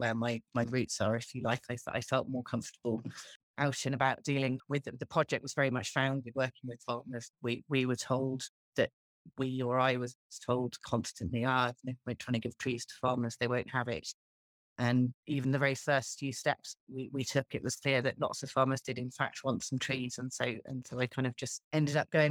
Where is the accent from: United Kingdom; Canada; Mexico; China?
United Kingdom; England; now in Ireland; I'm English, I grew up in a part of England that has got a lot of trees.